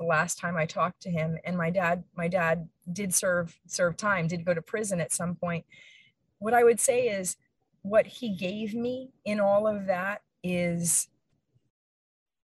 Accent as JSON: {"language": "English", "town": "Allentown", "region": "Pennsylvania", "country": "United States", "tie": "born or raised there", "said": "I was born and raised in Allentown, Pennsylvania"}